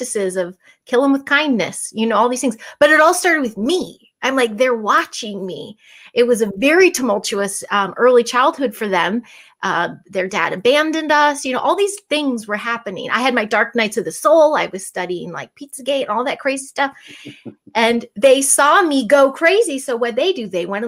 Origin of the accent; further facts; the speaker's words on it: Chicago, Illinois, United States; I'm from Chicago